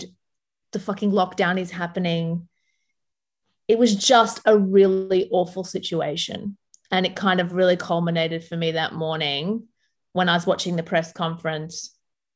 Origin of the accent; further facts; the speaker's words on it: Sydney, New South Wales, Australia; English is a second language; also born or lived in Lebanon; I grew up in Bankstown, which is the most multicultural, you know, council of the most multicultural city in possibly the world